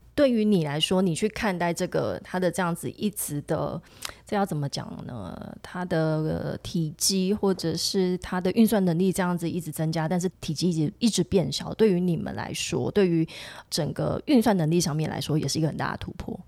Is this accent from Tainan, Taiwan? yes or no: yes; Tainan, Taiwan; 我骄傲的时候是我们台南人， 台南孩子。